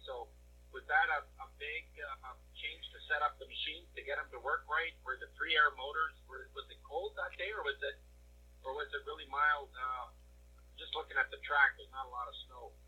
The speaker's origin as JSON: {"language": "English", "area": "near Eagle River", "region": "Wisconsin", "country": "United States", "tie": "born or raised there", "said": "my hometown here"}